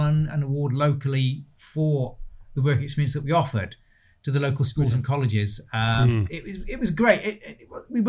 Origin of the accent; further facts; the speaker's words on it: Stoke-on-Trent, West Midlands, United Kingdom; also born or lived in Bromsgrove, Worcestershire; We moved up to Stoke when I was four. So my whole life has been here for as far back as I can remember.